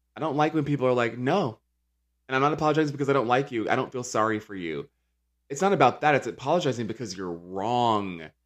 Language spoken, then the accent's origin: English; Charlotte, North Carolina, United States; I'm from Charlotte, North Carolina